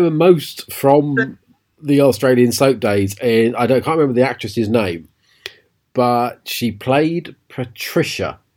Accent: Harwich, East of England, United Kingdom; grew up in Harwich.

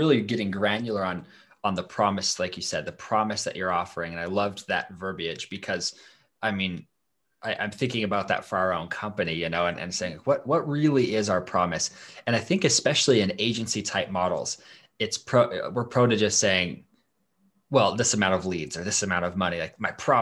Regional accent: Idaho, United States; I'm from Idaho

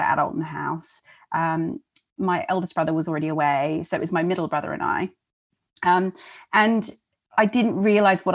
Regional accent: Melbourne, Victoria, Australia; now in London, United Kingdom; I grew up in Australia

